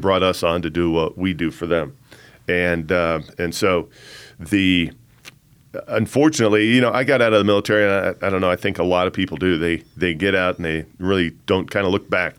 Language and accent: English; Colorado Springs, Colorado, United States; I grew up here in the Springs as the son of a Air Force officer